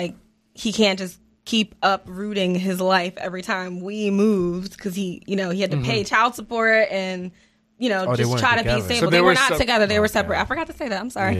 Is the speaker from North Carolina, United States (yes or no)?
no; Ardmore, Pennsylvania, United States; So when people ask me where I'm from, like, it's always a complicated answer. It's like, I'm from the East Coast. But I spent most of my time in Pennsylvania, like Ardmore area, West Philly specifically.